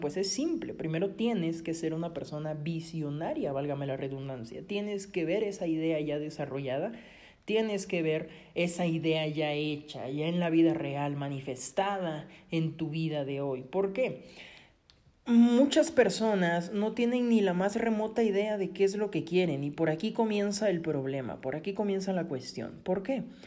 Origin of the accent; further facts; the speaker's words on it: Coatzacoalcos, Veracruz, Mexico; yo soy mexicano, yo soy del sur de Veracruz, una ciudad muy bonita que se llama Coatzacoalcos